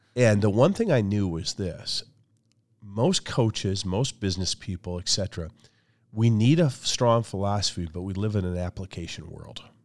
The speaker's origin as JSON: {"language": "English", "region": "Michigan", "country": "United States", "tie": "born or raised there", "said": "my background is I grew up in a small town in Michigan"}